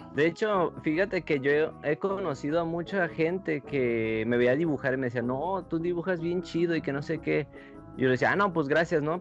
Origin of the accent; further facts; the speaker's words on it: Aguascalientes, Mexico; moved away as an adult; now in Mexico City, Mexico; aquí nosotros somos de Aguascalientes